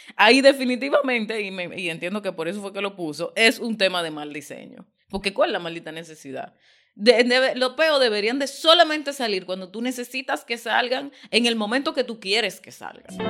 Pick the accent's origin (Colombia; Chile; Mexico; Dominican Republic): Dominican Republic; yo no tengo ningún interés de que me llamen otra cosa que no sea dominicana.